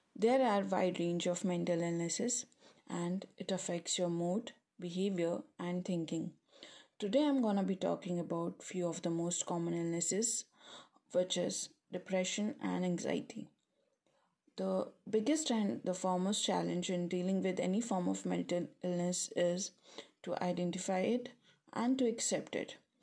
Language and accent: English; India; moved away as an adult; now in Nottingham, United Kingdom; I'm from India. And I recently moved to United Kingdom to pursue my master's in broadcast journalism from Nottingham Trent University